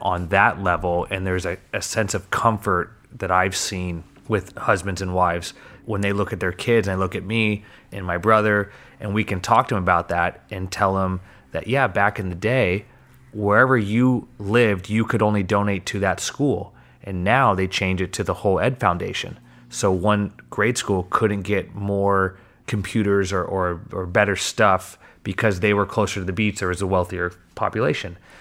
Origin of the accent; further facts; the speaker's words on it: Manhattan Beach, California, United States; growing up in Manhattan, we went to Robinson was my preschool